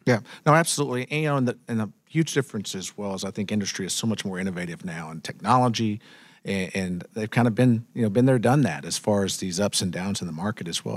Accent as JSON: {"language": "English", "town": "Carthage", "region": "Texas", "country": "United States", "tie": "born or raised there", "said": "my home where I grew up in Panola County in Carthage"}